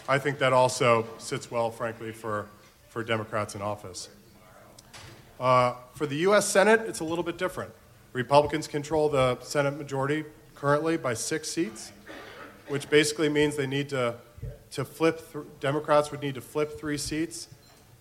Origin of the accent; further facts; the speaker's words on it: Florida, United States; moved away; my home state of Florida